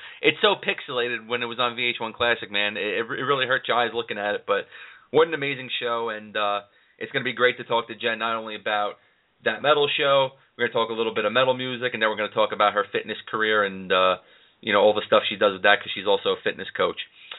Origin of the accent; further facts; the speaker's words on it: New York, United States; I'm a New York guy.